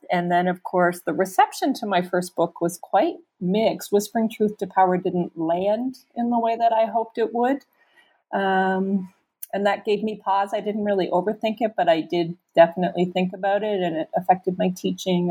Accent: Canada; moved away as an adult; also born or lived in Rwanda; now in United States; I'm a Canadian. Never in my wildest dreams did I imagine I'd be living in America

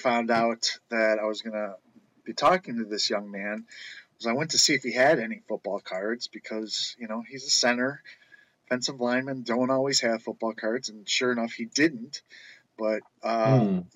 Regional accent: Chicago, Illinois, United States; growing up in Chicago, I got to watch Walter Payton run

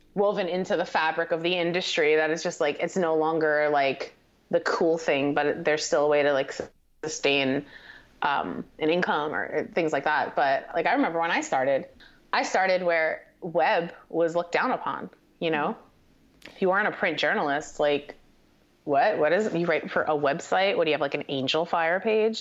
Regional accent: Paterson, New Jersey, United States; also born or lived in Hawthorne, New Jersey; I grew up um, in northern New Jersey. Uh, my my family, I kind of divided my time between Paterson, New Jersey, and Hawthorne, New Jersey

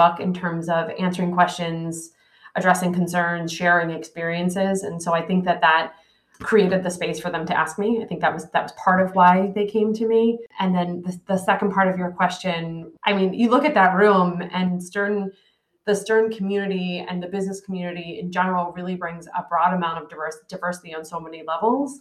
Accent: Philadelphia, Pennsylvania, United States; I'm from Philadelphia

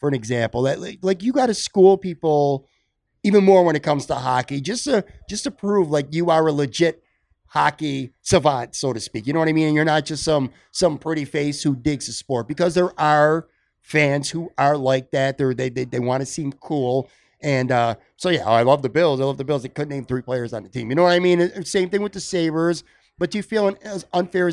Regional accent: Buffalo, New York, United States; I grew up on the West Side. This is technically Black Rock, but to me, it's still kind of the West Side

